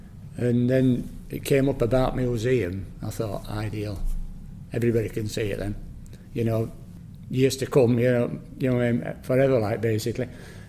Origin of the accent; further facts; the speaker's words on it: Barnsley, Yorkshire and the Humber, United Kingdom; I'm from Usby Common originally